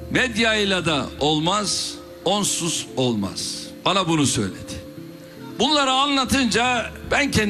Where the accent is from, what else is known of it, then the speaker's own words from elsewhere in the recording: Istanbul, Turkey; Bak ben doğma büyüme Kasımpaşalıyım.